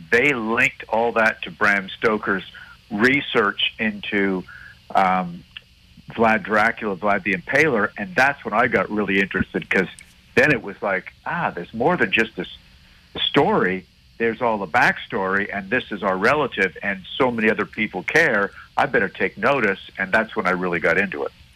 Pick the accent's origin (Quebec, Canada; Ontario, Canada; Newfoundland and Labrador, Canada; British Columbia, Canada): Quebec, Canada; Montreal; growing up in Montreal